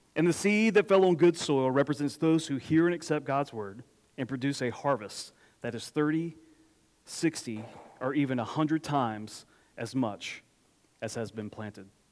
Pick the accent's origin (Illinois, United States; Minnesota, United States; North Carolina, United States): North Carolina, United States; Apex; I grew up in Apex, which is where Julian I uh, grew up